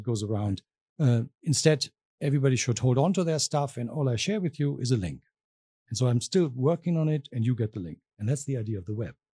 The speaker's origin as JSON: {"language": "English", "region": "southwest Germany", "country": "Germany", "also_born_or_lived": "Berlin, Germany / London, United Kingdom", "moved": "as an adult", "lives_now": "Arkansas, United States", "said": "I'm originally from Germany. Mm-hmm. I'm from the uh, southwest of Germany"}